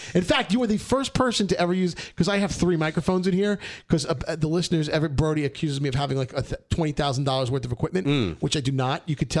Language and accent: English; New York City, New York, United States; We grew up together in Brooklyn.